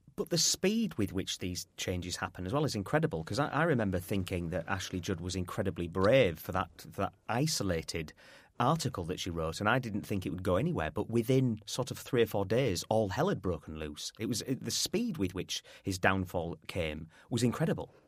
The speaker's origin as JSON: {"language": "English", "region": "Yorkshire and the Humber", "country": "United Kingdom", "said": "I'm a Yorkshireman"}